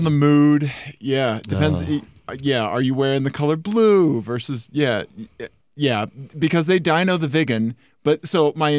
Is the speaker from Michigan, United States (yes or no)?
no; Kansas City, Missouri, United States; moved away as an adult; now in Denver, United States; I'm from Kansas City, Missouri.